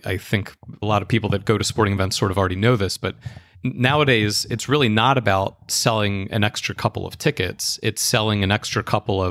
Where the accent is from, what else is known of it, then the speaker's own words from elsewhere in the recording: Philadelphia, Pennsylvania, United States; I grew up in Philadelphia, where there's a huge sort of connection to the Phillies and Eagles